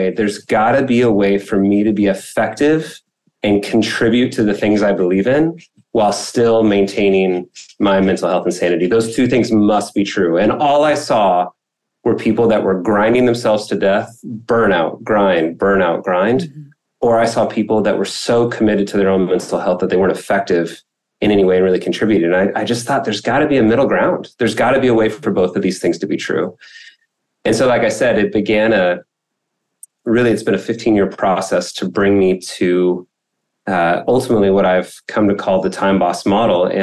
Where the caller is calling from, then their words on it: Irvine, California, United States; I am in Irvine, California, in Orange County.